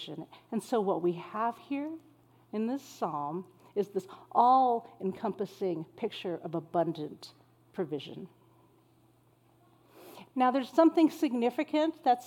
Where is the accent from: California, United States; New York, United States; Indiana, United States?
California, United States; El Centro; moved away; I grew up in Southern California, in the desert city of El Centro